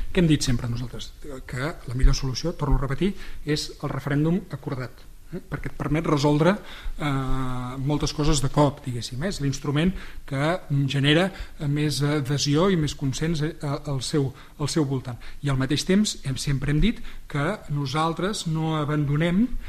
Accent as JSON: {"language": "Catalan", "town": "Sarrià de Ter", "region": "Catalonia", "country": "Spain", "said": "haver estat alcalde del meu poble"}